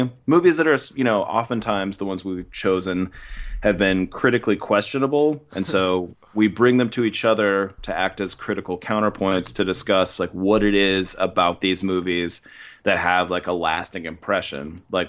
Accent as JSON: {"language": "English", "town": "Cupertino", "region": "California", "country": "United States", "tie": "born or raised there", "said": "the house I grew up in Cupertino, California."}